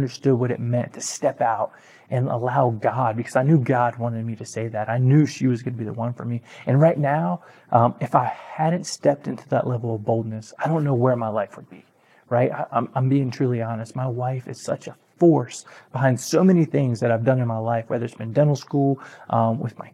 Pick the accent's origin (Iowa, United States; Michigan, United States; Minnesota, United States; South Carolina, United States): South Carolina, United States; Aynor; I grew up in a town called Ainer, South Carolina.